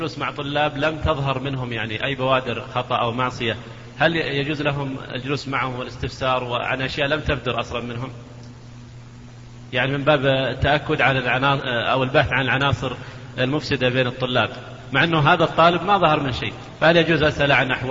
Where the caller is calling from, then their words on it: Riyadh, Riyadh Province, Saudi Arabia; من الرياض أنا جاي